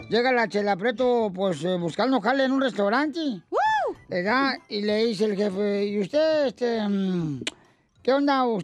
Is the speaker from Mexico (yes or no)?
yes; Morelia, Michoacán, Mexico; de allá, de Morelia. Yo soy de Morelia.